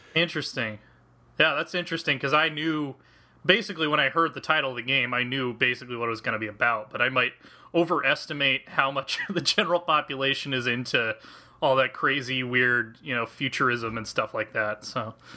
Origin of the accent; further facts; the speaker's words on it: United States; also born or lived in Kansas; I'm American. I grew up in, like, Colorado and Kansas my entire life.